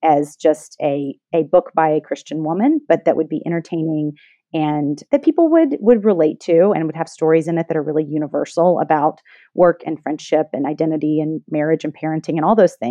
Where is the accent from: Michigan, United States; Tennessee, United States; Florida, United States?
Tennessee, United States; Memphis; now in New York, United States; I've lived here for longer than I lived in Memphis at this point